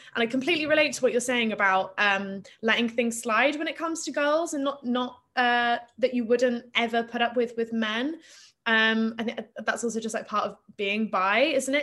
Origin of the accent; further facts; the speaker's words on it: Plymouth, South West England, United Kingdom; I grew up in Plymouth in Devon